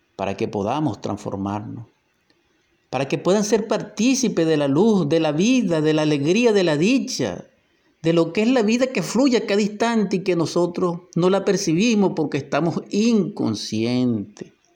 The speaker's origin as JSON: {"language": "Spanish", "country": "Venezuela", "said": "nuestra Venezuela"}